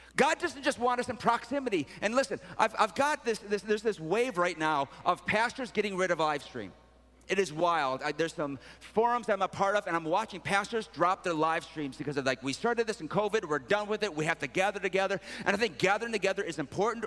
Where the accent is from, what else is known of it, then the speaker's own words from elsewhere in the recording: Sterling Heights, Michigan, United States; I'm actually from Sterling Heights, it's Metro Detroit